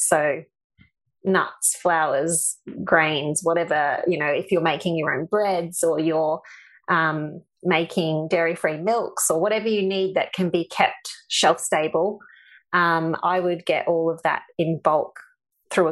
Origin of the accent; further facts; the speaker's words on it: Texas, United States; now in Australia; being Texan